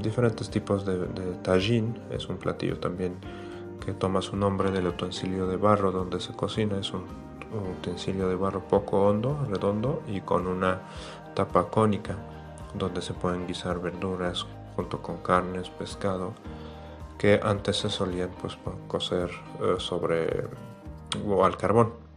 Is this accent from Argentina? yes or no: no; Fez, Fès-Meknès, Morocco; moved away as an adult; now in Mexico; Yo soy de Marruecos, nací en la ciudad de Fez, en el centro de Marruecos